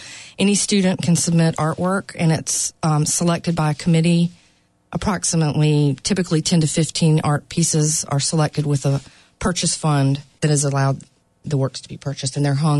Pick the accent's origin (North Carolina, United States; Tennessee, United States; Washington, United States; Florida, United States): North Carolina, United States; Raleigh; moved away as an adult; also born or lived in New York City; I'm originally from Raleigh, and I ended up going back to graduate school in New York City and lived there for several years.